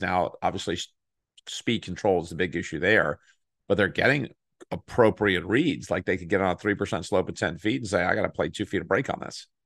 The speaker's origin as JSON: {"language": "English", "region": "Texas", "country": "United States", "tie": "born or raised there", "said": "I grew up in Texas"}